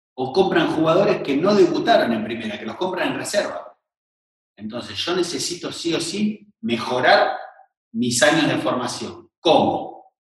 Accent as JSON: {"language": "Spanish", "region": "Buenos Aires", "country": "Argentina", "moved": "yes", "lives_now": "Rosario, Argentina", "said": "yo soy de Buenos Aires"}